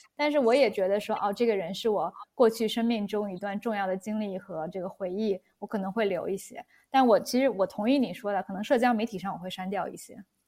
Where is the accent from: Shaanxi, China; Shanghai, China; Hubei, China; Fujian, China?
Shanghai, China; moved away as an adult; now in Europe; 我是相当于土生土长的中国人，我是上海长大